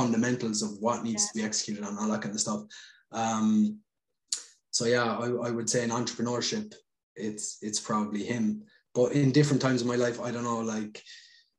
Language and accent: English; Ireland; moved away as an adult; leave my hometown and travel. Like I left Ireland for like total probably about 7 years